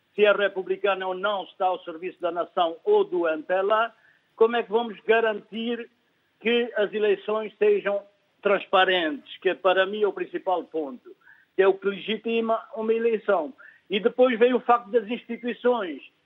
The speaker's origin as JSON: {"language": "Portuguese", "region": "Lunda Norte", "country": "Angola", "said": "eu sou angolano, também sou da Lunda Norte, lá da terra dos Manangana."}